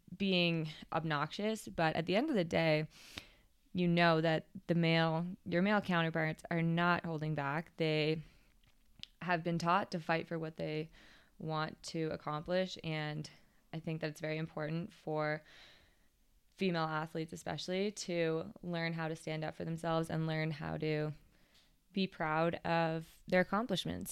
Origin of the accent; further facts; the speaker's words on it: Canada; as a Canadian racer, get to represent Canada